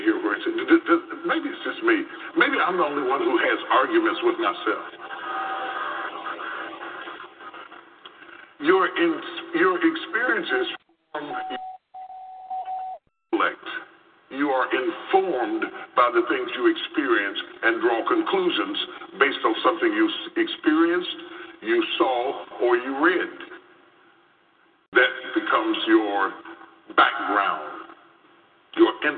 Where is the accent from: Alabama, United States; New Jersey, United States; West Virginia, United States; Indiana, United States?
West Virginia, United States; When I grew up in West Virginia